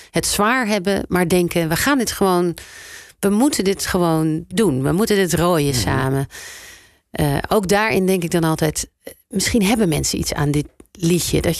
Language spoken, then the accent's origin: Dutch; South Holland, Netherlands; eh, ik kom uiteindelijk toch uit Zuid-Holland.